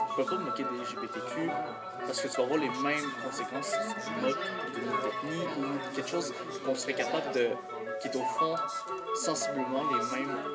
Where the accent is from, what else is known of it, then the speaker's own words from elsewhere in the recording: Laurentides, Quebec, Canada; j'ai 17 ans, je viens de, des Laurentides